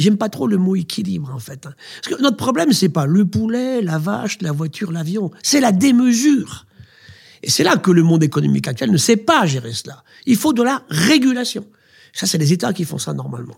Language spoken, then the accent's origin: French; France; chez nous, en France